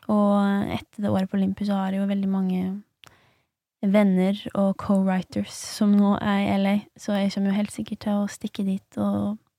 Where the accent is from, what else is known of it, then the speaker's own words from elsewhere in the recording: Lesja, Innlandet, Norway; now in Oslo, Norway; heime på Lesja